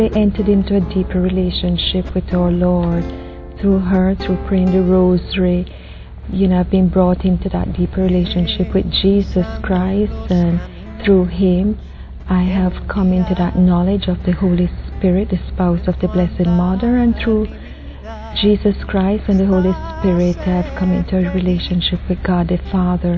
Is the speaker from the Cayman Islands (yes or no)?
yes; Cayman Islands; I'm from the Cayman Islands